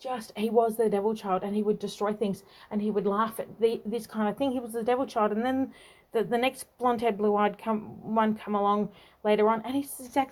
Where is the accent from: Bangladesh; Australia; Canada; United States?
Australia; also born or lived in Tasmania; I'm from Australia and very uniquely Australian